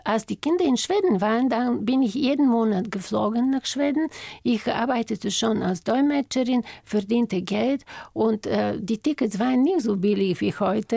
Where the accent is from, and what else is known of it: Bulgaria; German is a second language; moved away as an adult; now in Germany